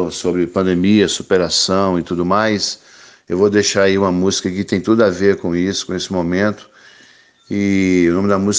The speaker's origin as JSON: {"language": "Portuguese", "town": "Pinheiros", "region": "Espírito Santo", "country": "Brazil", "tie": "born or raised there", "moved": "as an adult", "lives_now": "Rio de Janeiro, Brazil", "said": "lá no Espírito Santo, a minha cidade natal, que é Pinheiros. E eu vi que ele não dava pé mais para mim. Aí eu resolvi meter o pé para o Rio de Janeiro. E já fazem 20 anos que eu moro aqui no Rio."}